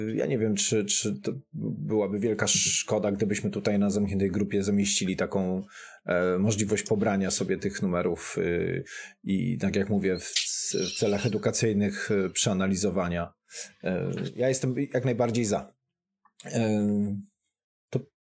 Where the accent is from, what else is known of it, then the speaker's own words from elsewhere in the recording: Gliwice, Silesian Voivodeship, Poland; jestem z Gliwic